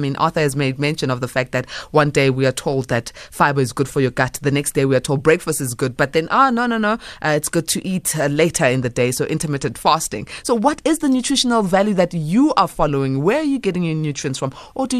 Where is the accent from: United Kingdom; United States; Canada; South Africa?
South Africa; as a South African black female?